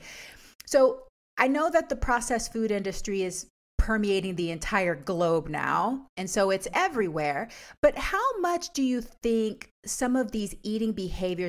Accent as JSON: {"language": "English", "country": "United States", "said": "we're also American"}